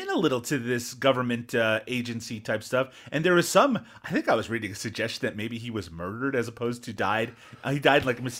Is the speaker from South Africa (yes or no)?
no; Newfoundland and Labrador, Canada; especially where I grew up in Newfoundland.